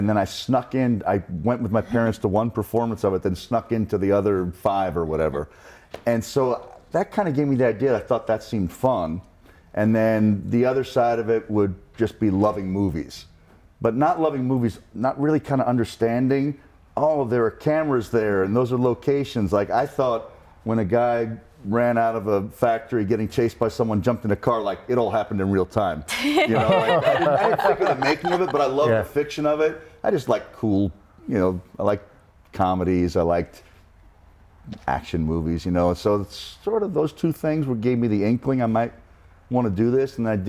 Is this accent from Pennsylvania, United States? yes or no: no; New Jersey, United States; But in Jersey, where I was, whore, you say hua.